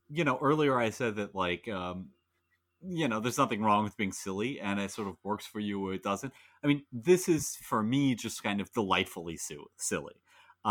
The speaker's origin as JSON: {"language": "English", "country": "United States", "said": "as an American"}